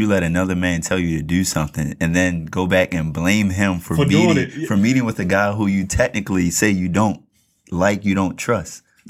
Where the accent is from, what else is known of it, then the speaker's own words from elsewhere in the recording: Baltimore, Maryland, United States; people know I'm from Baltimore.